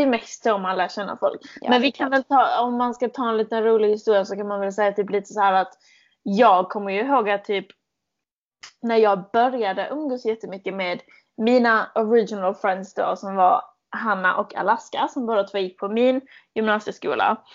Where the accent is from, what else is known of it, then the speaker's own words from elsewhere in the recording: Malmö, Skåne, Sweden; accent: malmöitisk skånska; moved away as an adult; now in London, United Kingdom; Jag kommer från Malmö originally, men jag mm. flyttade till London för åtta månader sedan.